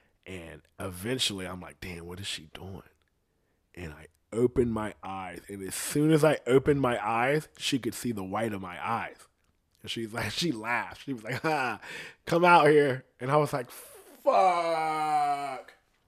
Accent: Columbus, Ohio, United States; I'm not even from here. You know what I mean? I'm from Columbus, and we got to go back over there.

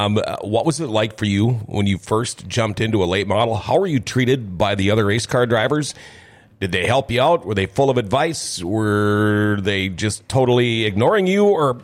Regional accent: Thief River Falls, Minnesota, United States; I'm from Thief River Falls.

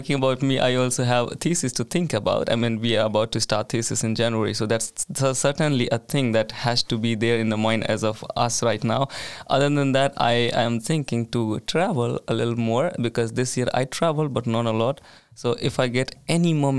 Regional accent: India; moved away as an adult; now in Sweden; I'm from India

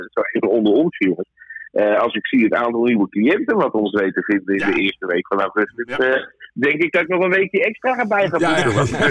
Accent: Netherlands; now in Curaçao

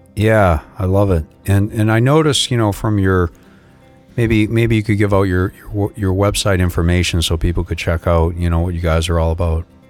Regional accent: Boston, Massachusetts, United States; now in South Florida, United States; I'm from South Florida, originally from Boston

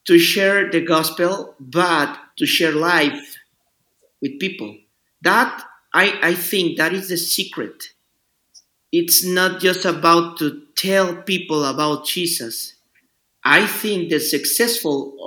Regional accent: Mexico City, Mexico; English is a second language; moved away as an adult; now in Yucatán Peninsula, Mexico; I'm from Mexico City

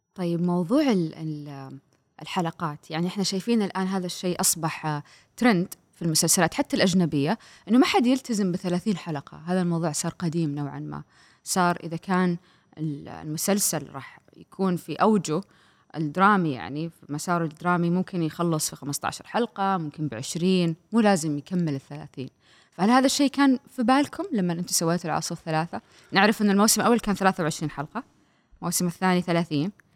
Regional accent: Saudi Arabia; عندنا في السعوديه

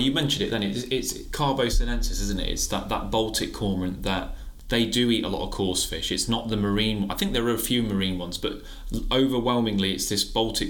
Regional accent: Nottinghamshire, East Midlands, United Kingdom; I grew up in Nottinghamshire

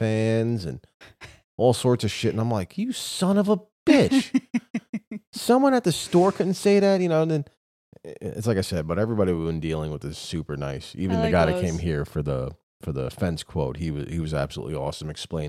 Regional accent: New York City, New York, United States; I came from New York City in the day when people knew how to mind their own fucking business.

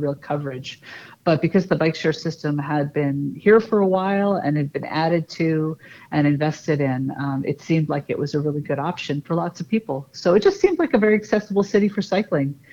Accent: New York City, New York, United States; also born or lived in Seattle, Washington; now in Toronto, Canada; growing up on the East Coast of the States in New York City

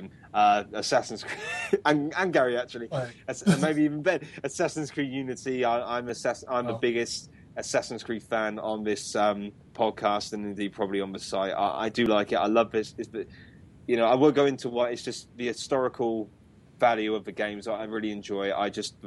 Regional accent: United Kingdom; I'm a Brit

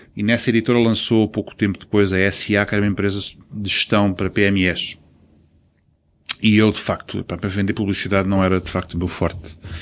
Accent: Angola; now in Portugal; eu próprio sinto-me africano, nasci em Angola

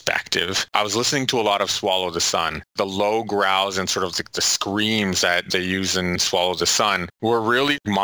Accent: Ottawa, Ontario, Canada; From Ottawa, born and raised, my family hails from Kitigan-Zibi

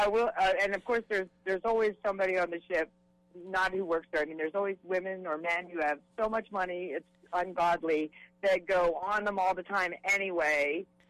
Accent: East Coast, United States; now in Los Angeles, United States; I'm born and raised on the East Coast.

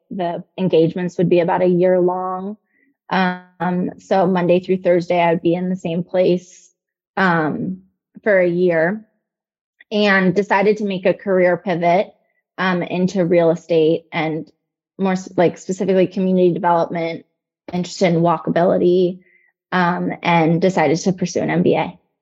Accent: Northern Virginia, United States; also born or lived in Nashville, Tennessee; now in Charlottesville, United States; I'm from Northern Virginia

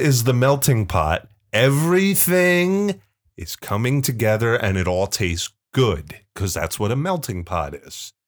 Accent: Pennsylvania, United States; a good f, Pennsylvanian

